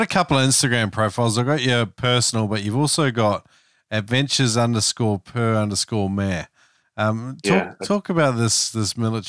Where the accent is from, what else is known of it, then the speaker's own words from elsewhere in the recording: New Zealand; also born or lived in Eastern Australia; now in Australia; I'm from New Zealand originally.